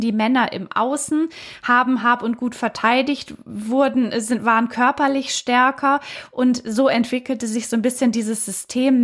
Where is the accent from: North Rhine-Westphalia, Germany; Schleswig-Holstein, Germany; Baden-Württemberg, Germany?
Baden-Württemberg, Germany; ich komme ja aus Baden-Württemberg.